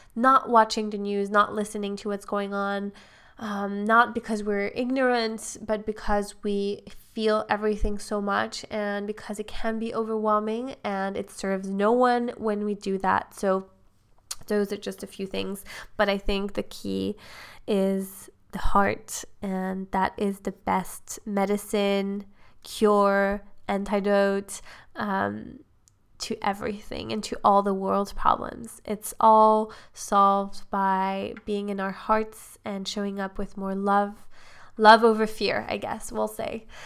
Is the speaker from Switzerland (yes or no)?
yes; Switzerland; I'm from Switzerland